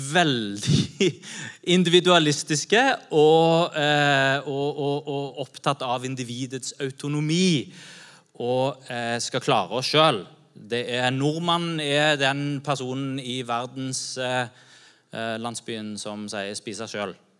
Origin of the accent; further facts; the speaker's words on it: Norway; vi som nordmenn